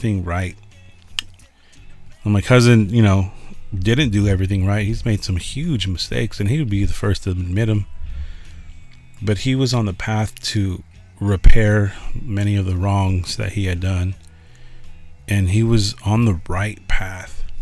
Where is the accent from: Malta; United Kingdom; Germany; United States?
United States; Los Angeles, California; also born or lived in San Francisco; when we moved from San Francisco to Los Angeles, I was 8 years old